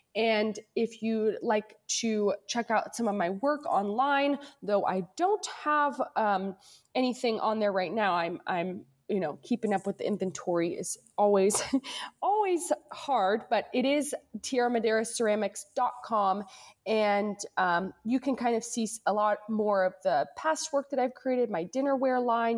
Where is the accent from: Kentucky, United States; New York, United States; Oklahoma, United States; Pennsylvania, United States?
Kentucky, United States; Louisville; born or raised there; moved away as an adult; also born or lived in Cincinnati, Ohio; now in Northern California, United States